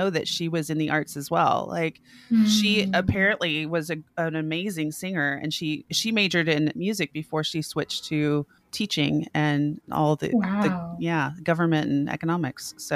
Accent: Oklahoma, United States; moved away as an adult; also born or lived in Colorado; I grew up in Oklahoma, went to college in Colorado

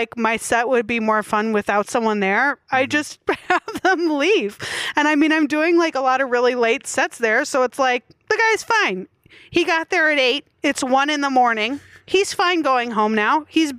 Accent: Milwaukee, Wisconsin, United States; moved away; also born or lived in Chicago; I'm from Milwaukee.

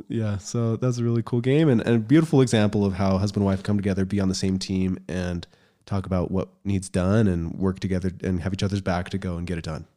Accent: United States; moved away; also born or lived in Utah; I grew up in Colorado and Utah

